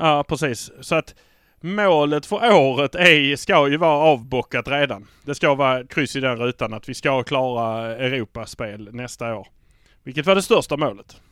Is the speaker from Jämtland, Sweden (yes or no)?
no; Malmö, Skåne, Sweden; vi är från Malmö.